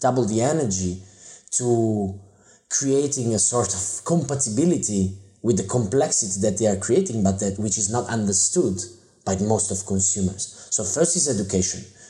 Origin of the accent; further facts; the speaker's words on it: Italy; I grew up in Italy